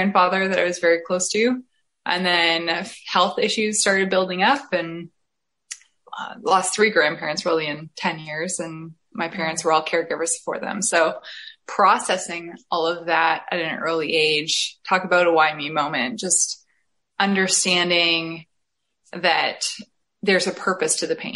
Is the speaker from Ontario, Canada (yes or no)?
yes; Essex County, Ontario, Canada; now in St. Thomas, Canada; I am currently living in St. Thomas, Ontario, but I'm originally from Essex County, which is what I like to call the Florida of Canada, just before Michigan there